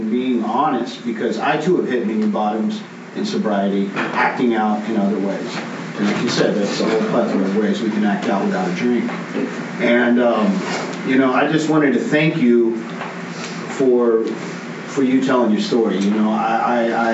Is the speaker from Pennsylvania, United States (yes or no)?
no; Austin, Texas, United States; all my brothers and sisters I grew up with here in Austin